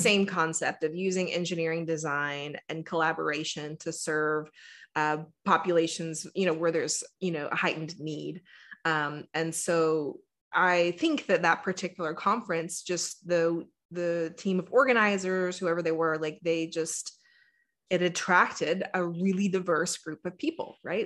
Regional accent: Texas, United States; I am born and raised in Texas, and, you know, my experience growing up in the South

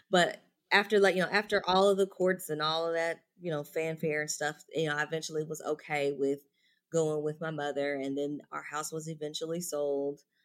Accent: Louisville, Kentucky, United States; moved away; I'm originally from Louisville, Kentucky

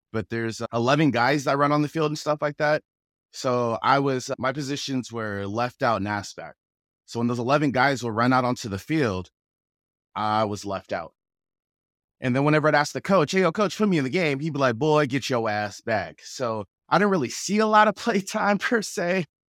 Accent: Federal Way, Washington, United States; accent: Federal Way; I grew up in Federal Way, went to Federal Way High School

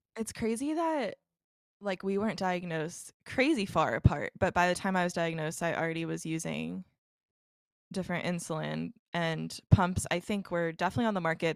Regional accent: Dallas, Texas, United States; moved away; I'm originally from Dallas

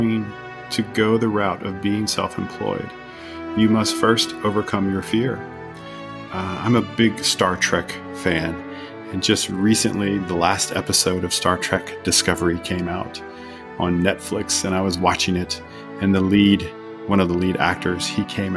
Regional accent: South Louisiana, United States; moved away as an adult; also born or lived in Atlanta, Georgia / Bavaria, Germany; now in Garmisch, Germany; I was born in South Louisiana on the Gulf of Mexico in a very swampy region, right where they make Tabasco hot sauce. And I grew up there with my mother.

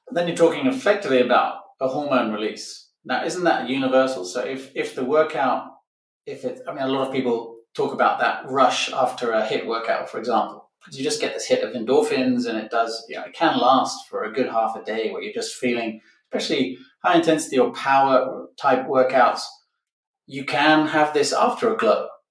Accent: Barcelona, Catalonia, Spain; This week, I'm in my hometown of Barcelona, Spain

